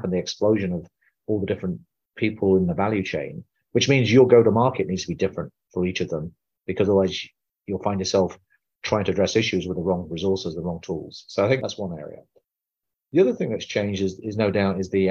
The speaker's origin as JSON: {"language": "English", "country": "United Kingdom", "tie": "born or raised there", "moved": "yes", "lives_now": "United States", "said": "I'm an Indian man born in the UK, living in America"}